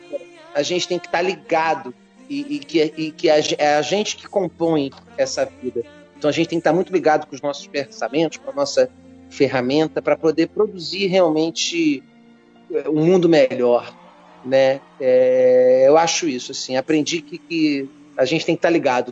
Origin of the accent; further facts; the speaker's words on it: Rio de Janeiro, Brazil; eu sou carioca